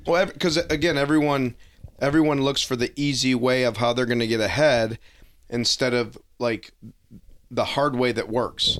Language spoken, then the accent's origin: English; Detroit, Michigan, United States; growing up in Detroit, a lot of kids played hockey